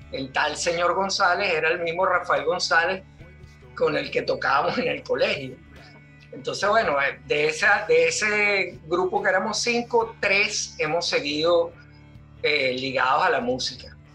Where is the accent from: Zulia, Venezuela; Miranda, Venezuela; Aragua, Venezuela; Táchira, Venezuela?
Miranda, Venezuela; Altamira; Pero sí, mi, mi infancia y mi adolescencia transcurrió en Altamira.